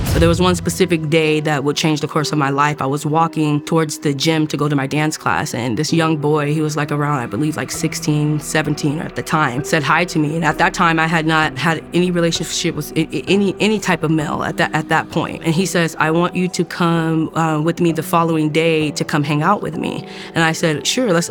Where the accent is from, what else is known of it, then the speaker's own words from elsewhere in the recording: Oceanside, California, United States; I grew up in Oceanside, California.